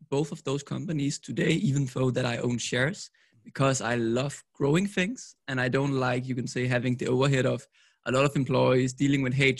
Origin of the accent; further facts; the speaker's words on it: Copenhagen, Capital Region of Denmark, Denmark; I'm from Copenhagen, Denmark.